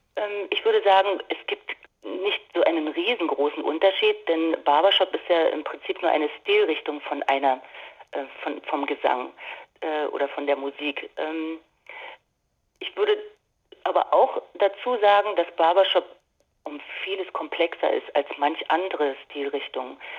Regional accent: Dortmund, North Rhine-Westphalia, Germany; moved away; in meiner Heimatstadt Dortmund zu sein. Ich habe ja dort lange Jahre gewohnt

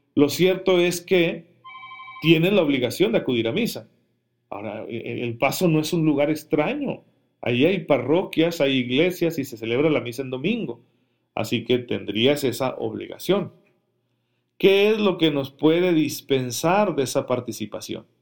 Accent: Mexico; para nosotros como mexicanos

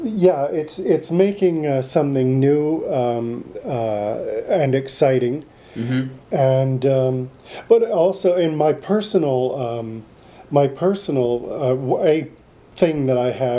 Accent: Canada; we grew up in Canada

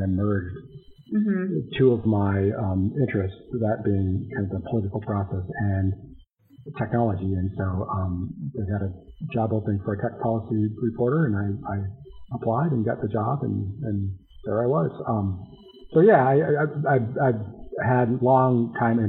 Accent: North Dakota, United States; moved away; also born or lived in Washington, D.C. / Minnesota; I'm from North Dakota originally

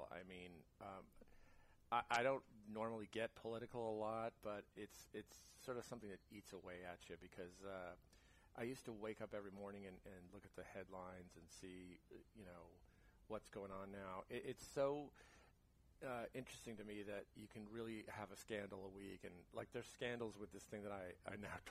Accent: Jersey City, New Jersey, United States; moved away; I was born and raised in New Jersey.

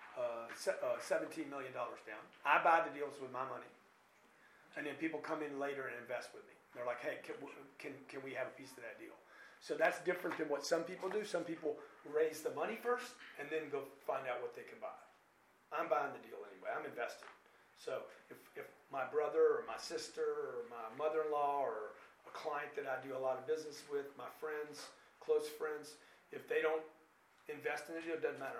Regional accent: Lake Charles, Louisiana, United States; Where I grew up in Lake Charles, Louisiana, it's not there anymore

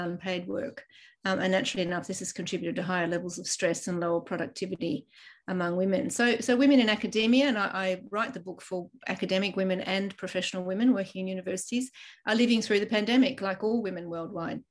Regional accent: Ireland; now in Australia; I was born in Ireland, and my home country is heading towards a 50 50 split

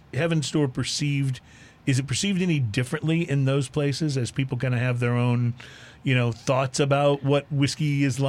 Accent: Texas, United States; also born or lived in Philadelphia; now in Houston, United States; I lived in Philadelphia. And they're convinced that's their big rivalry is them in Dallas. I'm like, no, I grew up in Texas.

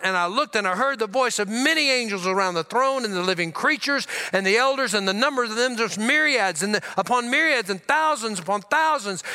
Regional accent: Louisiana, United States; also born or lived in Tulia, Texas; I grew up in Louisiana. I was born in Tullia, Texas.

